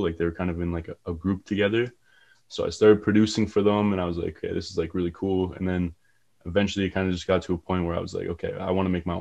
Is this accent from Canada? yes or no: yes; Kitchener, Ontario, Canada; I'm from Kitchener, Ontario